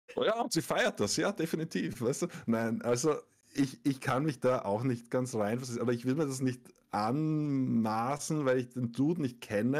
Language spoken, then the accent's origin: German; Austria; ich bin als Österreicher